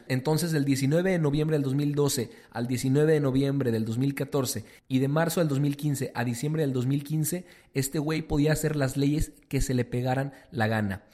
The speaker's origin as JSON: {"language": "Spanish", "country": "Mexico", "said": "nuestro México"}